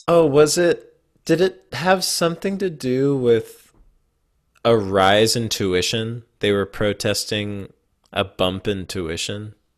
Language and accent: English; Simi Valley, California, United States; I grew up in Simi Valley